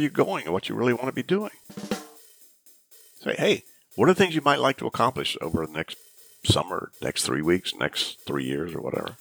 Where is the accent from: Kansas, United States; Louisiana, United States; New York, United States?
Louisiana, United States; Shreveport; I grew up in Shreveport, Louisiana, in the 50s and early 60s